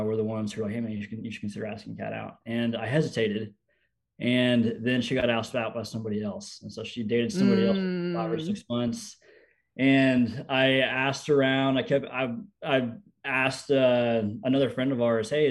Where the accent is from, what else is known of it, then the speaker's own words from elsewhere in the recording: Houston, Texas, United States; moved away as an adult; also born or lived in University of Oklahoma; I'm from the Houston, Texas area. I grew up in a small town, but moved to the big city for high school